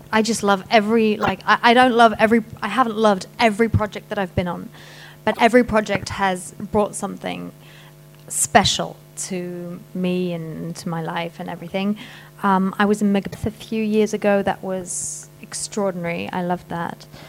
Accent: Paris, Île-de-France, France; I was brought up in Paris.

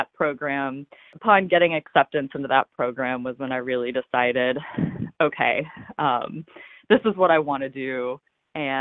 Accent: Ohio, Kentucky near Cincinnati, United States; I grew up in Kentucky near Cincinnati, Ohio

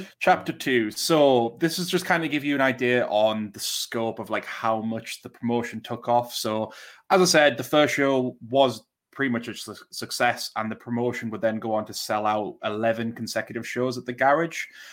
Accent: Durham, North East England, United Kingdom; moved away; I grew up in Durham

